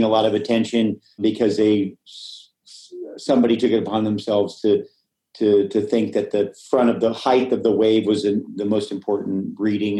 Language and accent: English; Hawaii, United States; I grew up in Hawaii